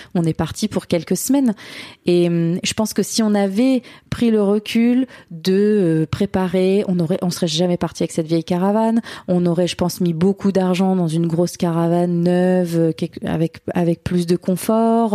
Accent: Burgundy, Bourgogne-Franche-Comté, France; moved away as an adult; now in Australia; on est de Bourgogne

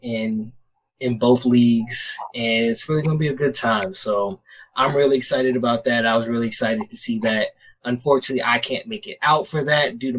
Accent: Baltimore, Maryland, United States; I'm from Baltimore

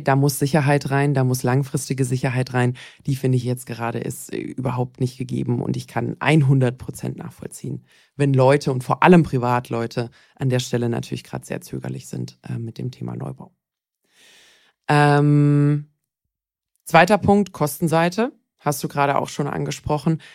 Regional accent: Bad Wildbad, Baden-Württemberg, Germany; Ich bin aufgewachsen in Bad Wildbad im Schwarzwald.

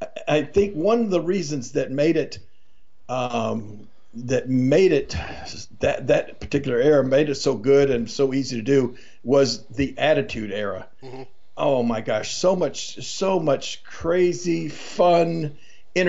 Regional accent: Memphis, Tennessee, United States; right outside of Memphis, Tennessee, my hometown.

